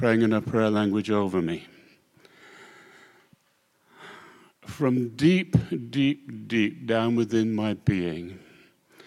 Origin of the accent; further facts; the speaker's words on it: Scotland, United Kingdom; I'm a Scotsman